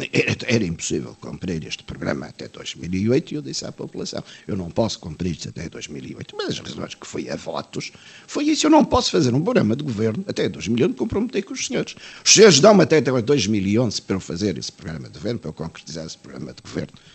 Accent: Portugal; eu sinto-me bem sendo português, tenho orgulho em ser português

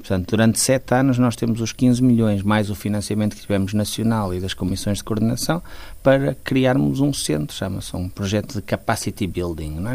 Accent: Porto, Norte, Portugal; also born or lived in Guimarães / Braga; eu de facto nasci no Porto, gosto muito do Porto

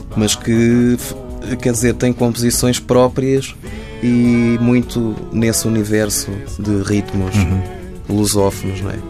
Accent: Lisbon, Portugal; moved away as an adult; now in Brazil; Lisboa, eu sou Lisboeta

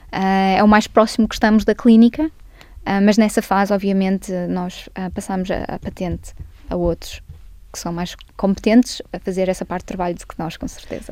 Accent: Barcelos, Norte, Portugal; now in United Kingdom; nasci em Barcelos. Ah, nasci portuguesa

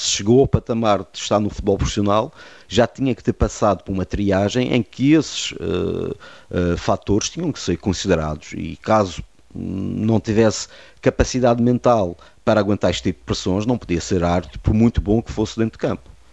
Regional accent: Madeira, Portugal; Eu fui o único árbitro madeirense da Associação Fal Madeira

